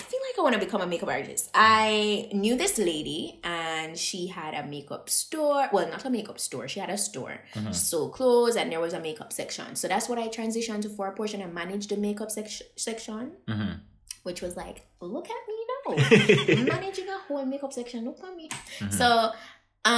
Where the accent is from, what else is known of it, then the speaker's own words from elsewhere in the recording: Jamaica; I being a Jamaican